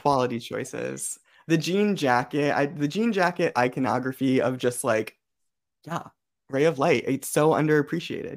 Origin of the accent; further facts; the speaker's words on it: Connecticut, United States; I'm from Connecticut